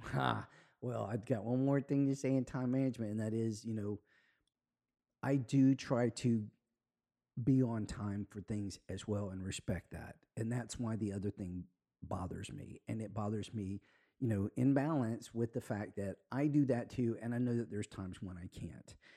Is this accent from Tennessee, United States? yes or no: no; Spanish Fort, Alabama, United States; now in Florida, United States; I'm from Alabama